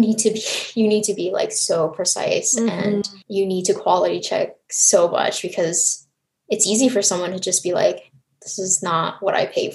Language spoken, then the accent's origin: English; Montreal, Quebec, Canada; also born or lived in Taiwan; now in United States; my family moved from Taiwan to Canada when I was 5. Hmm. So when I was younger, my parents were working in the garment manufacturing industry in Montreal.